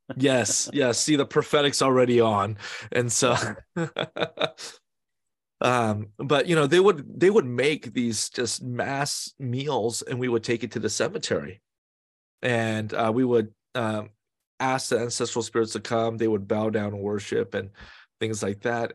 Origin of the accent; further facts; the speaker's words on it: Bay Area, California, United States; I was born and raised in the Bay Area